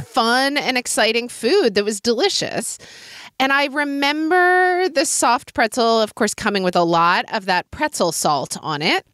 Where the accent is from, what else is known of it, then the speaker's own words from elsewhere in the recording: Oklahoma City, Oklahoma, United States; moved away; a street vendor in Oklahoma City in my childhood